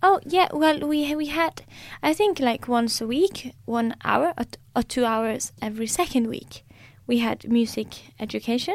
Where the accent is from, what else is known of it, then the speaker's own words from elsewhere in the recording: Norway; first language Norwegian; English is a second language; Norwegian is my first language